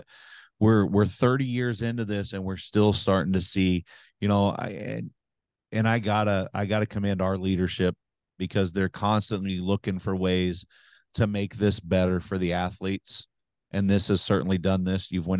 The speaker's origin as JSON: {"language": "English", "region": "Oklahoma", "country": "United States", "said": "Oklahoma, obviously my home state"}